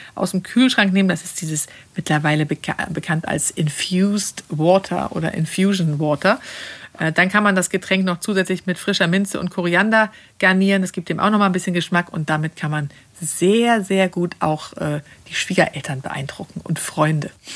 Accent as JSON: {"language": "German", "country": "Sweden", "moved": "yes", "lives_now": "Germany", "said": "in Schweden, wo ich herkomme"}